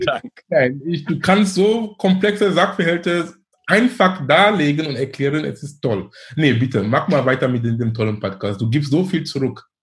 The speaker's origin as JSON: {"language": "German", "country": "Cameroon", "moved": "yes", "lives_now": "Hamburg, Germany", "said": "in Kamerun, wo ich herkomme"}